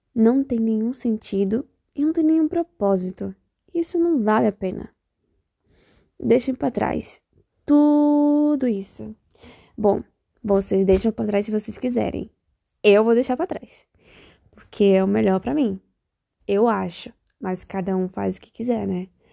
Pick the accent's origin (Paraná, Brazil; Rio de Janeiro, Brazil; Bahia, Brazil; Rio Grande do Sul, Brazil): Bahia, Brazil; now in Spain; eu sou baiana. Para quem não sabe, baiana. E não baiana de Salvador, baiana de outro lugar. Da Bahia também.